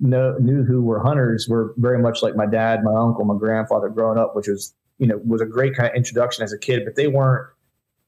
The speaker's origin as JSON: {"language": "English", "region": "Pennsylvania", "country": "United States", "tie": "born or raised there", "also_born_or_lived": "Orlando", "moved": "as an adult", "said": "I grew up in Pennsylvania, heavy hunting heritage state."}